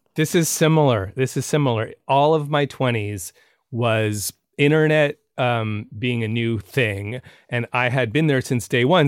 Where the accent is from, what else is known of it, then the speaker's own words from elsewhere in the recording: San Francisco, California, United States; moved away; also born or lived in New York; I'm from San Francisco